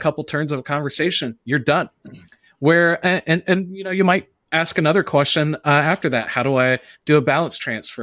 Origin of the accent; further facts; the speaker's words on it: the South, United States; I'm from the South.